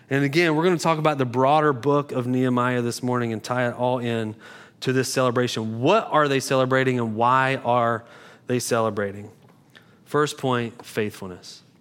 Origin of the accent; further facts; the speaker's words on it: Beulahville, United States; I did Google if togetherness was a word because I'm from Beulahville and it sounds like it's not a word